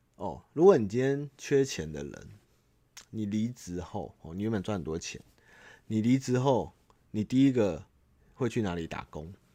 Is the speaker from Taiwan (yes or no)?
yes; Xindian, New Taipei, Taiwan; 我土生土长在这个地方，我从小就是八零年代，对，台北，然后台北跟永和这种，那种跑，跑去的嘛